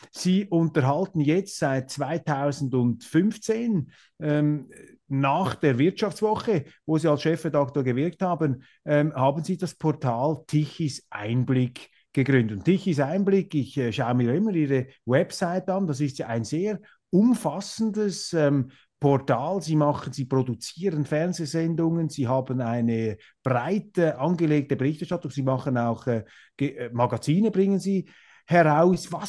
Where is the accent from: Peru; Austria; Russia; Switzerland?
Switzerland; now in Germany; wenn man als Schweizer in Deutschland ist